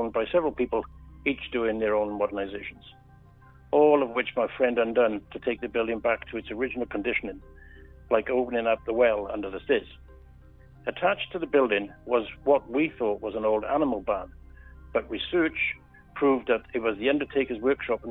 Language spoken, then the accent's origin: English; Wales, United Kingdom; accent: Welsh; moved away as an adult; now in Taihape, New Zealand; the cashier recognised my Welsh accent